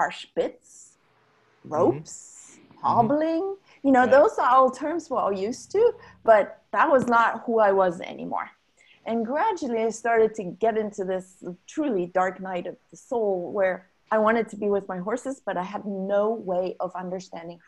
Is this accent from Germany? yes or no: yes; Germany; moved away; growing up in Germany